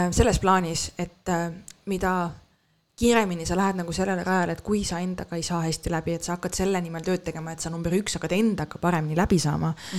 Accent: Estonia; ma olen eestlane

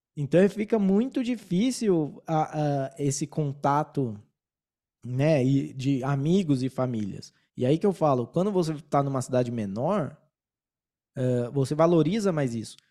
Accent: São Paulo, Brazil; now in Colombia; eu sou de São Paulo, então eu torço pro Palmeiras

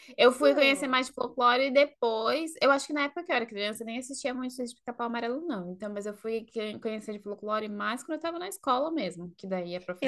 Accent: Brazil; now in Sweden; nasci no Brasil

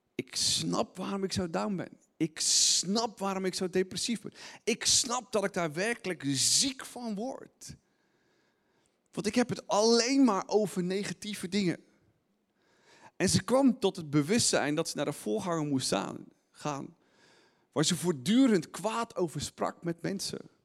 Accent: Netherlands; als Nederlanders

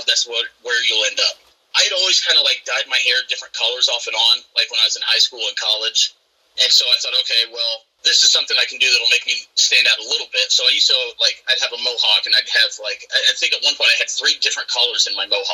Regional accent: Southern Illinois, United States; moved away as an adult; also born or lived in Quad Cities; now in Spring Valley, United States; I'm from Southern Illinois. I grew up in just a real middle of nowhere, little bitty town

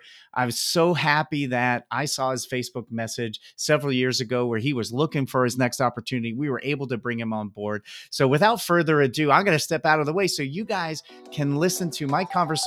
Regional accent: eastern Pennsylvania, United States; moved away; my home state of Pennsylvania

